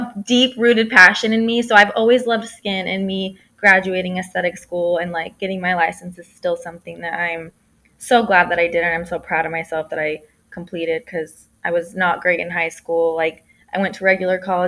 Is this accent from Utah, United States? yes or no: yes; St. George, Utah, United States; moved away as an adult; now in California, United States; I am originally from St. George, Utah, which is where I first started my microblading business